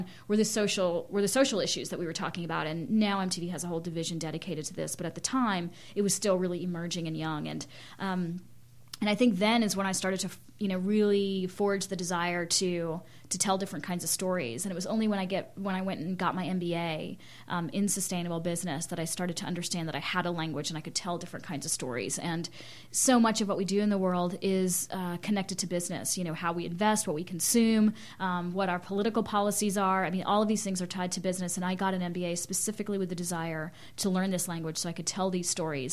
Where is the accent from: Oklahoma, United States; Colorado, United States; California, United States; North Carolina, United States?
North Carolina, United States; Winston-Salem; moved away as an adult; also born or lived in Germany / India; now in Lawrence, United States; growing up in North Carolina, in Winston Salem